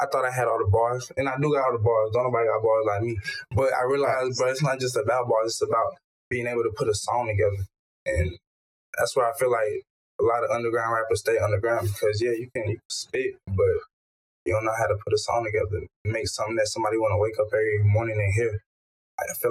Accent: Togo; moved away; my country. I was born in Togo

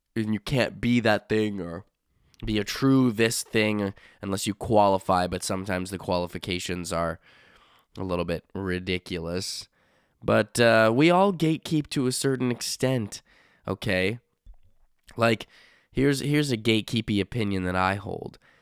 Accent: Canada; I'm Canadian

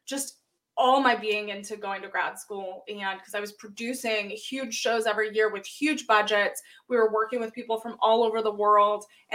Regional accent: Los Angeles, California, United States; I applied to Cal State Northridge, which was in my hometown.

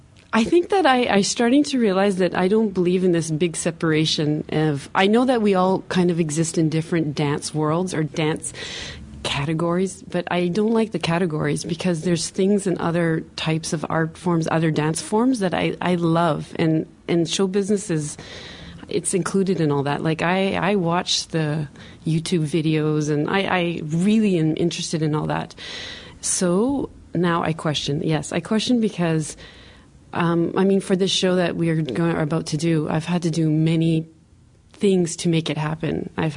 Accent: Toronto, Ontario, Canada; now in Montreal, Canada; Yeah, I came originally from Toronto. I came to dance with Hélène Blackburn for 4 years

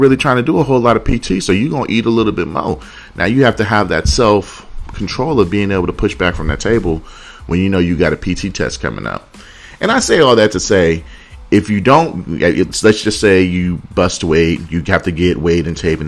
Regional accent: Oakland, California, United States; I'm from Oakland, California

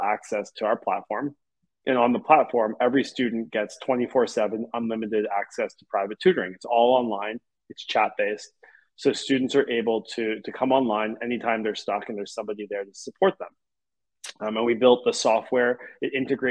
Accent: Montreal, Quebec, Canada; I grew up in Montreal

